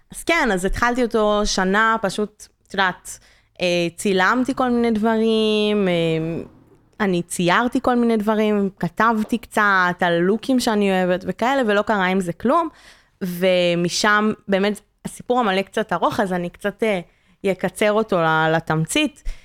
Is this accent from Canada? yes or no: yes; Canada; moved away; אני קנדית